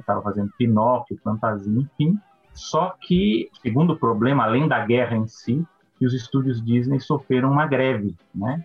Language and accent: Portuguese; São Paulo, Brazil; eu sou de São Paulo, né? Quem está no podcast aí, eu e o Fernando, nós somos de São Paulo